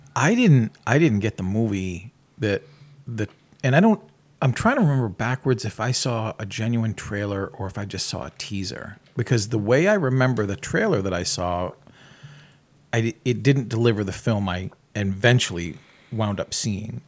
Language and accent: English; New England, United States; I grew up in New England